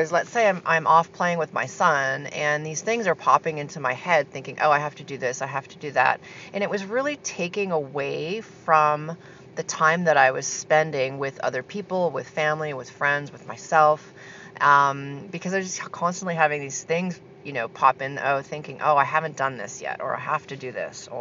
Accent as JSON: {"language": "English", "country": "Canada", "tie": "born or raised there", "also_born_or_lived": "Argentina", "moved": "as an adult", "said": "I just moved back from a 12-year stint in Argentina. So I'm back in my hometown now in Canada"}